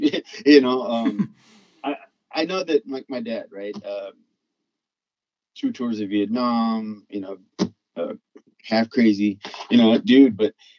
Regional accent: Texas, United States; also born or lived in Louisiana; Well, I grew up in Texas and Louisiana, more in the, let's call it the lower income sections.

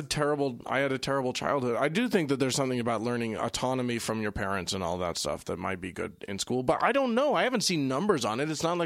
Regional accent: Pennsylvania, United States; I'm originally from Southern York County, and 50-plus years ago, I got a third prize in a DAR contest where the topic was life in York when it was the capital.

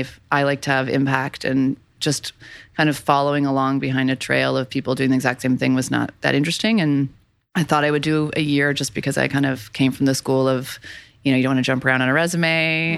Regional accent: Boulder, Colorado, United States; moved away as an adult; also born or lived in Los Angeles; I'm from Boulder, Colorado.

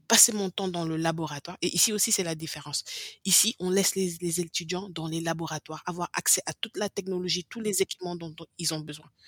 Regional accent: Senegal; first language English; French is a second language; moved away as an adult; now in United States; le français, j'ai commencé à parler le français peut-être vers 5 ans, 4 ans, bien que j'ai grandi au Sénégal

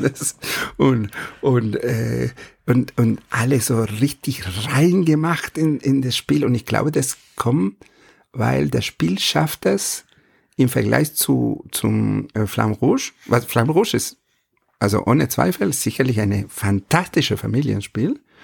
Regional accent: Argentina; German is a second language; moved away; ich bin kein Holländer, sondern ich komme aus Argentinien

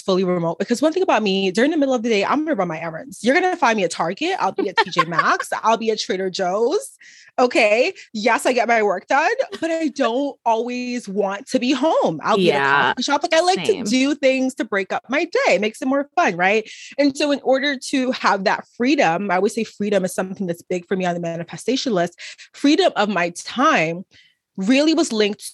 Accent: Trinidad & Tobago; now in Dallas, United States; I'm from Trinidad and Tobago, from literally the islands

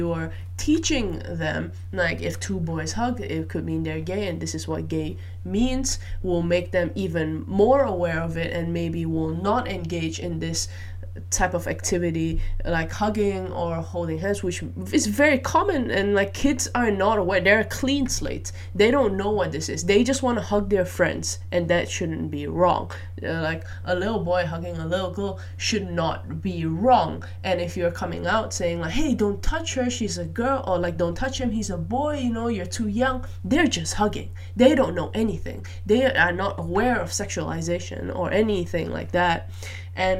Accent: Malaysia; moved away; I grew up in Malaysia

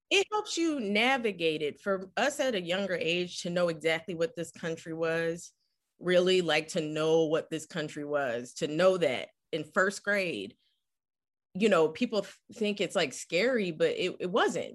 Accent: Philadelphia, Pennsylvania, United States; moved away; growing up in West Philly was incredible

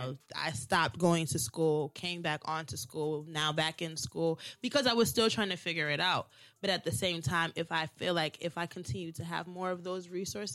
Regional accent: Baltimore, Maryland, United States; Born and raised in Baltimore

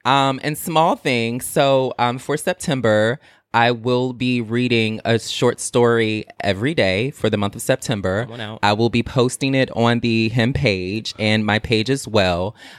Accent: the South, United States; I'm from the South. When somebody give you something, you say thank you and keep it pushing.

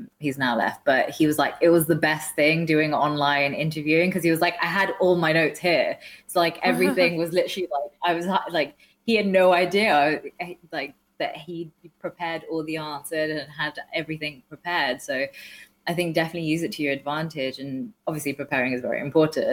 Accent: Walsall, West Midlands, United Kingdom; I'm from Walsall, which is like, we had the highest teenage pregnancy rate for most of my growing up.

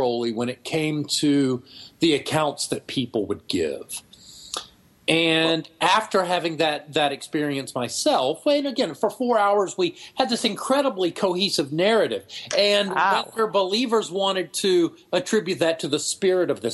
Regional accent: Texas, United States; Tyler's closer to my hometown, but no, I'm in Central Texas

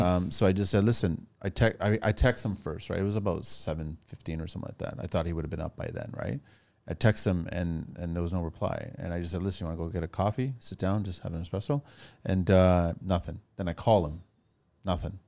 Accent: Mississauga, Ontario, Canada; also born or lived in Toronto; I grew up in Toronto, Mississauga

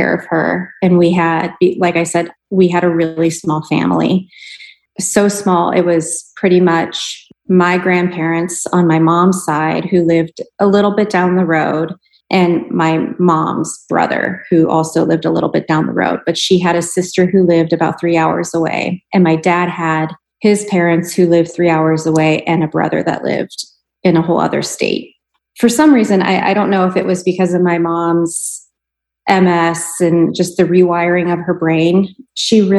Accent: Pittsburgh, Pennsylvania, United States; moved away as an adult; now in Tucson, United States; I am originally from Pittsburgh and I lived there for 29 years

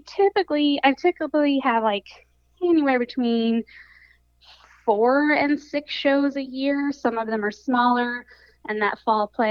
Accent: Summerville, South Carolina, United States; I grew up in the Lowcountry of South Carolina

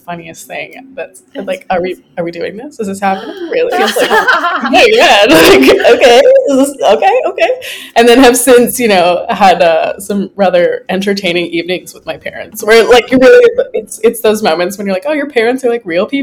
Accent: Lethbridge, Alberta, Canada; moved away as an adult; also born or lived in California / Taiwan; now in Vancouver, Canada; So I'm Canadian originally. I grew up in Lethbridge, Alberta

